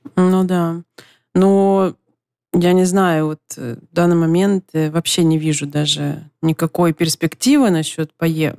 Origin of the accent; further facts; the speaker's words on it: Donetsk, Donetsk Oblast, Ukraine; moved away as an adult; Я родилась в Донецке, и это мой родной город